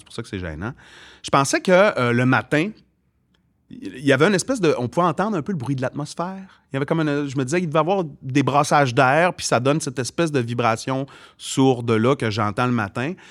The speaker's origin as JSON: {"language": "French", "town": "Arvida", "region": "Quebec", "country": "Canada", "tie": "born or raised there", "said": "c'est sûr que ça vient de mon origine arvidienne"}